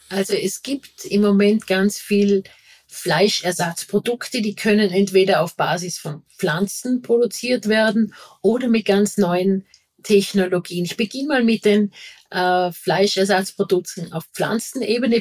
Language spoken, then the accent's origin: German; Vorarlberg, Austria; now in Vienna, Austria; ich bin eine Vorarlbergerin, da sind es wirklich die Täler, das ist dann regional. Und jetzt bin ich eine Wahlwienerin